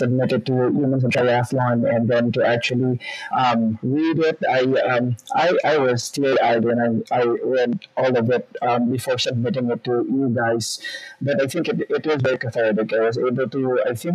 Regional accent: Bacolod, Western Visayas, Philippines; now in Texas, United States; I grew up in the Philippines. So I grew up in Bacolod City, Philippines

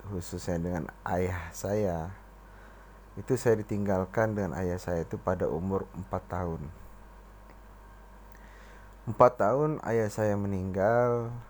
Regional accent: South Sumatra, Indonesia; Kalau kita orang Sumatera Selatan manggilnya Bici.

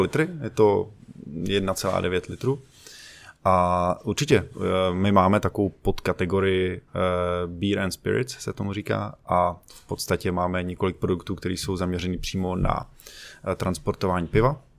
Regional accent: Bohemia, Czechia; tady u nás v Čechách

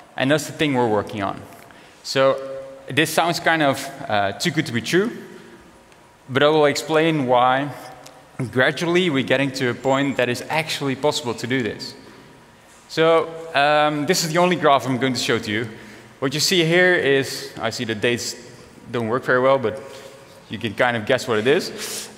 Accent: Netherlands; born or raised there; also born or lived in Africa

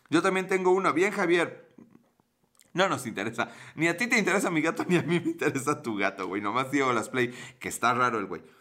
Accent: Puebla, Mexico; Sí soy de Puebla

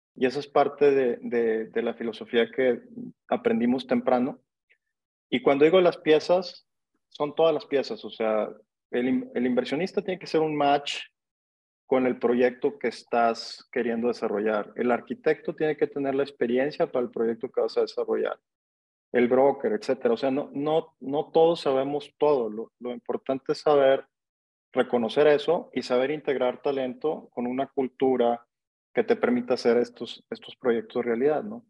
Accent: Monterrey, Nuevo León, Mexico; yo soy regio, yo nací en Monterrey

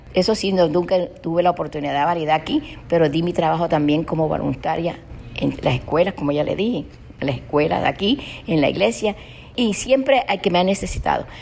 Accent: Cartagena, Bolívar, Colombia; now in Miami, United States; cerca del hospital donde yo nací, en Mamonal

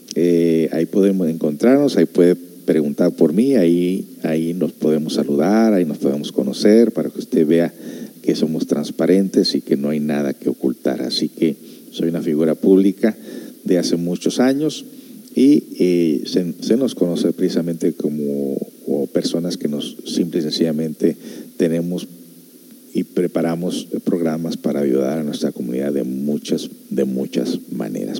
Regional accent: United States; also born or lived in Guadalajara (parents); now in Ciudad Constitución, Mexico; yo soy de allá de Estados Unidos

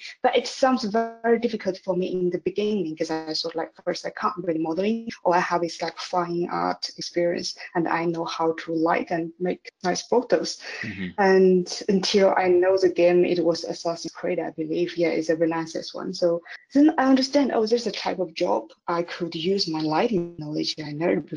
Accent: Chongqing, China; moved away as an adult; also born or lived in Kingston, London, England; I went to a fine art institute in my hometown, China. Mm-hmm. So it was in Chongqing.

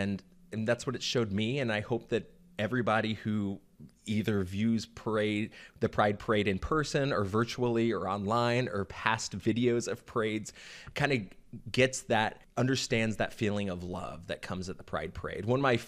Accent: Florida, United States; also born or lived in Oklahoma / Georgia; You know, I grew up in Florida, Oklahoma, and Georgia, three states that really don't accept homosexuality with very open arms.

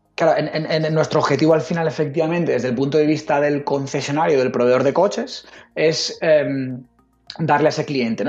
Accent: Logroño, La Rioja, Spain; also born or lived in Zaragoza; Riojanito convencido. Nací aquí en, en, en Logroño y aquí, vamos a, a, a morir aquí por, por, por Logroño

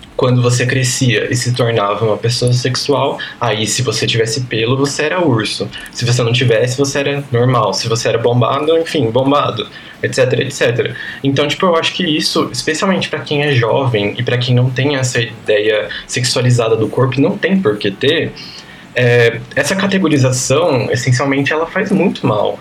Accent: Piracicaba, São Paulo, Brazil; Eu cresci em Piracicaba, interior de São Paulo, uma cidade mais ou menos grande

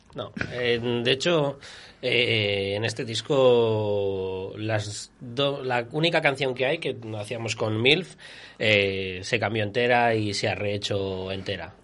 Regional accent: Viana de Cega, Castile and León, Spain; Yo soy de Viana

